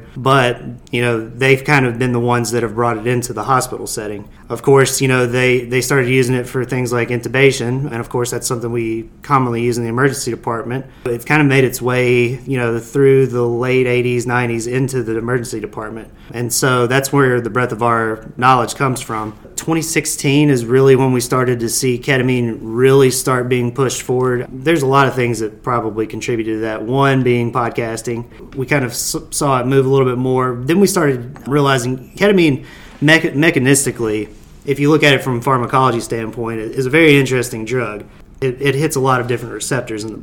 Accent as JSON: {"language": "English", "town": "Hopkinsville", "region": "Kentucky", "country": "United States", "also_born_or_lived": "Bowling Green, Kentucky / Nashville, Tennessee", "said": "I am originally from Hopkinsville, Kentucky"}